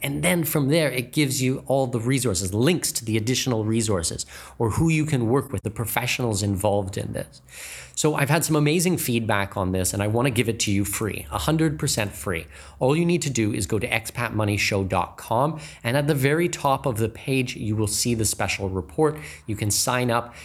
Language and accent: English; Canada; first language English; I'm Canadian, native English speaker